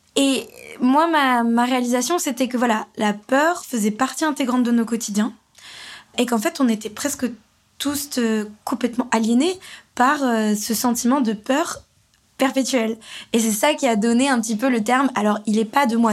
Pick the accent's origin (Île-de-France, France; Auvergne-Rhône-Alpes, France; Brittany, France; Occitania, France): Île-de-France, France; Paris; j'ai grandi à Paris, j'ai pris le métro très tôt